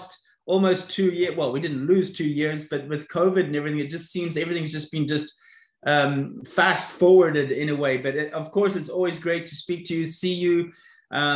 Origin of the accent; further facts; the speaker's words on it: South Africa; now in Florida, United States; I was brought up in South Africa, so that's maybe where you can locate my accent